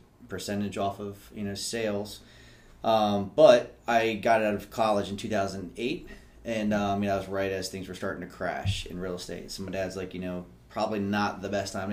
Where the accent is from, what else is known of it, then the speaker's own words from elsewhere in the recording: Rockville, Maryland, United States; also born or lived in College Park, Maryland; I've lived in like a 5 mile radius my whole life. I was born in Rockville